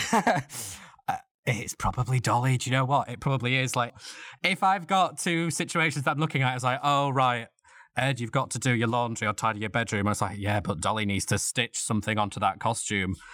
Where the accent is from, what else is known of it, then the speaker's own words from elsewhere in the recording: Leeds, Yorkshire and the Humber, United Kingdom; now in London, United Kingdom; I'm originally from Leeds in Yorkshire